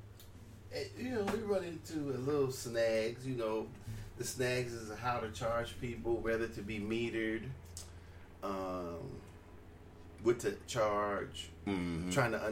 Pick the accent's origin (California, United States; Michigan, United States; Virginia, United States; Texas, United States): California, United States; now in Alaska, United States; I'm from California, too.